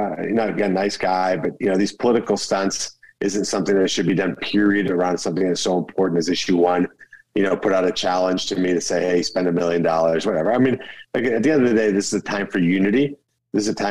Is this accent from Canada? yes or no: no; Colombia; now in United States; Colombia, my home country